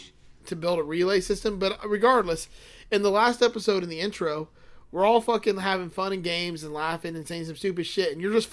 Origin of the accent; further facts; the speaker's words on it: Atlantic City, New Jersey, United States; I'm from the Jersey Shore, bitch. Atlantic City.